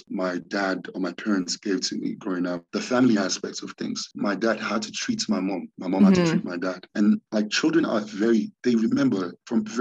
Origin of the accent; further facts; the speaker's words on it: Nigeria; now in South Africa; So growing up in Nigeria as a kid, it was always a great home